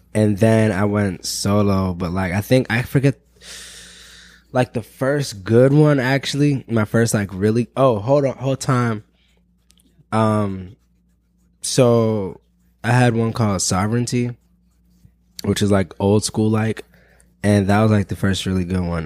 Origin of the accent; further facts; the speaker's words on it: Pittsburgh, Pennsylvania, United States; now in Chicago, United States; I'm from Pittsburgh, Pennsylvania